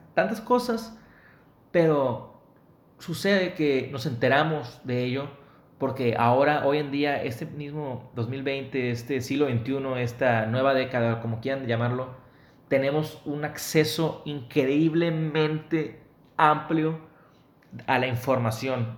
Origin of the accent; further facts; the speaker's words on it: Mexicali, Baja California, Mexico; now in Monterrey, Mexico; ahorita vivimos en Monterrey, en mi ciudad natal, Mexicali, en mi estado, Baja California, en mi estado actual, Nuevo León